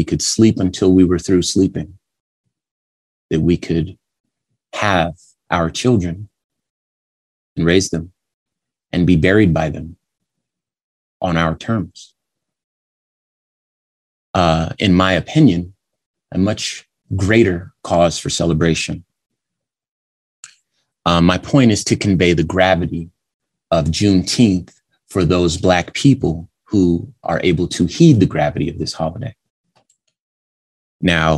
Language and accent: English; California, United States; now in Arizona, United States; We live in Arizona. So I was born in California